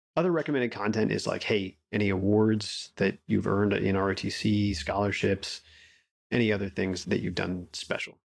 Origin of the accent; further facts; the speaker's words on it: Colorado Springs, Colorado, United States; also born or lived in Wyoming; I grew up in Colorado. I'm a, a mountain kid at heart